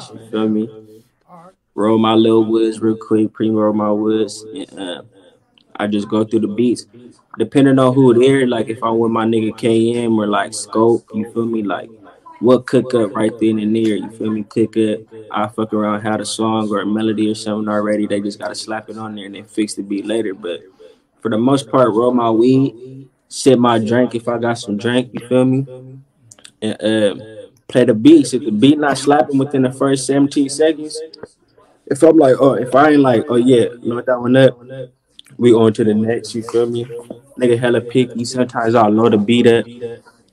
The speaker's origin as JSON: {"language": "English", "town": "San Diego", "region": "California", "country": "United States", "said": "I'm from San Diego"}